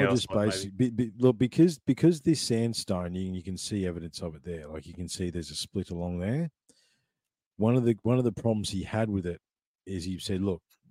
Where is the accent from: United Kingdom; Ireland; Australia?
Australia; Ballarat, Victoria; I grew up in Ballarat in Victoria